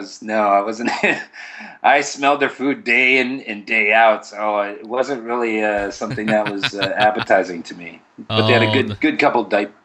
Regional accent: Valley City, North Dakota, United States; I am from Valley City.

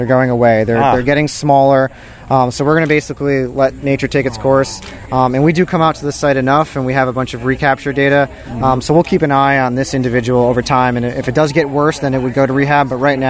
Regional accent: Rhode Island, United States; I'm from Rhode Island.

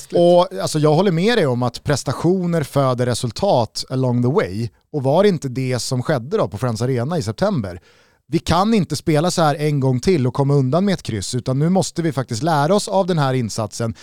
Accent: Sweden; för mig alltså som svensk

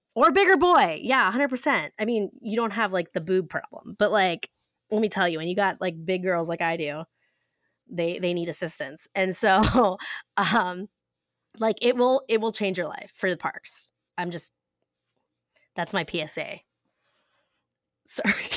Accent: Ohio, United States; I'm from Ohio

